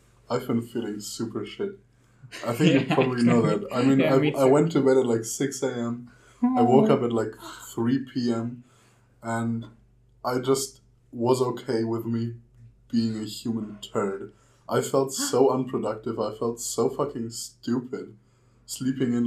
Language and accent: English; Germany; English is a second language; moved away as an adult; now in Austria; So I'm from Germany, right? And we're currently living in Austria.